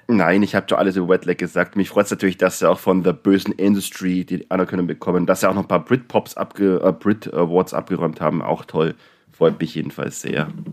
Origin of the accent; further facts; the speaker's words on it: Neu-Ulm, Bavaria, Germany; ich bin ja auch aus Neu-Ulm